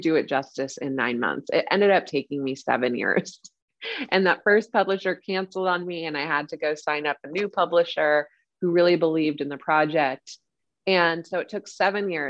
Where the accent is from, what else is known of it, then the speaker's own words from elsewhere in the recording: Silicon Valley, California, United States; we grew up in Silicon Valley